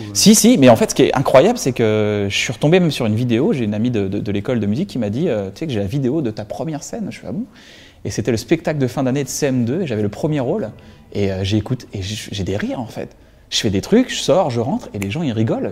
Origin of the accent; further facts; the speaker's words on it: Reims, Grand Est, France; J'ai grandi à Reims, donc à 120 km de Paris.